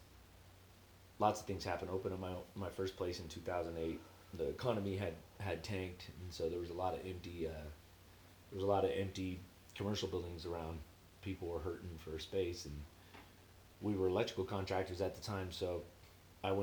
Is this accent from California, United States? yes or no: yes; Cathedral City, California, United States; moved away as an adult; also born or lived in Palo Alto; I'm from Cathedral City. I say Palm Springs because nobody knows what Cathedral City is.